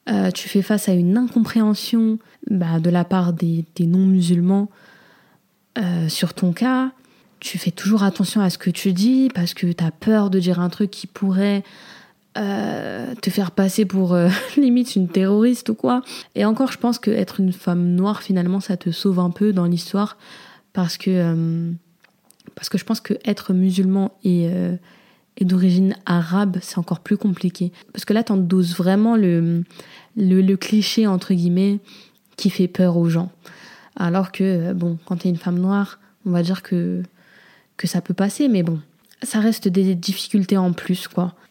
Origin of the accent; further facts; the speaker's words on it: Comoros; moi, en tant que Comorienne, c'est encore plus délicat